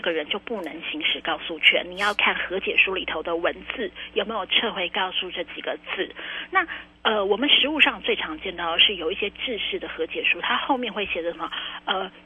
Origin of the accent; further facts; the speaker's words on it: Taiwan; 我们台湾人真的是心地善良